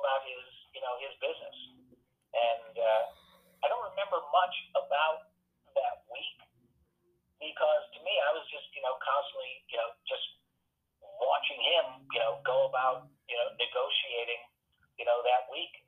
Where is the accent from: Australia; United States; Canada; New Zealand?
United States; New York; I'm from New York